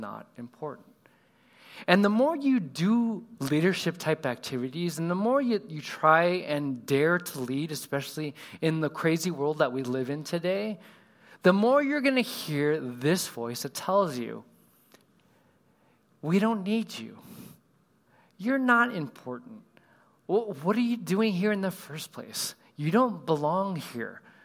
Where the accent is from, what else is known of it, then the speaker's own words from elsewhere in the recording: Southern California, United States; I grew up in California. I don't know if anybody else has Southern California roots